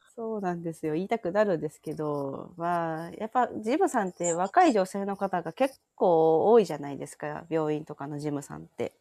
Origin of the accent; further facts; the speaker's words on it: Hyogo, Japan; 私、兵庫県なんですけど、おお。住まいはちょっと都会なんですが、働き口が、あの、地元のとこ